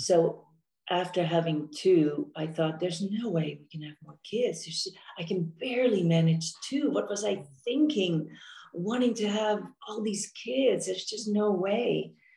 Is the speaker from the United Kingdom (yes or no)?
no; Netherlands; moved away as an adult; also born or lived in Amsterdam / Orange County, California; now in San Diego, United States; I was born and raised in Holland, in the Netherlands